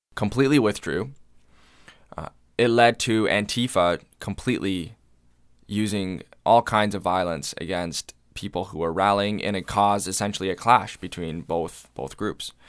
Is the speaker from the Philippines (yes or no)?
no; London, Ontario, Canada; as a Londoner, as a Canadian